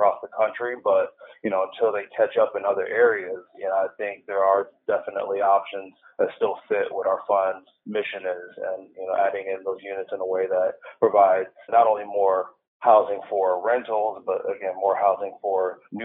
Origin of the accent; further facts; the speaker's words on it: Ann Arbor, Michigan, United States; now in San Diego, United States; I'm originally from the Ann Arbor, Michigan area, Detroit area